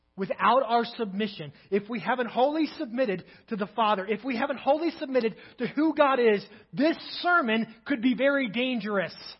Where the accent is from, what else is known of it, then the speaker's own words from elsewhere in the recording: Kentucky, United States; now in Crawford, United States; I'm from Kentucky